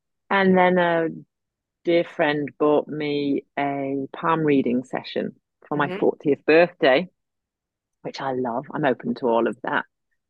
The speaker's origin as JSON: {"language": "English", "region": "Yorkshire and the Humber", "country": "United Kingdom", "accent": "generic English", "lives_now": "Queensland, Australia", "said": "more English than I do Yorkshire because my mum was very strict against us talking like e-bag-um, you know, we're from Yorkshire. So she was like, no, darling, it's the Queen's English. So even though I lived in North Yorkshire most of my life, I sound more generically English."}